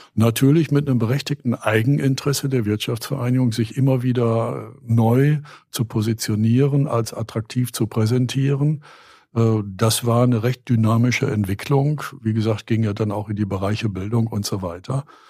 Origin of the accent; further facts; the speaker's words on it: Steinfurt, North Rhine-Westphalia, Germany; moved away; also born or lived in Grafschaft Bentheim; Ich bin ja gebürtiger Steinfurter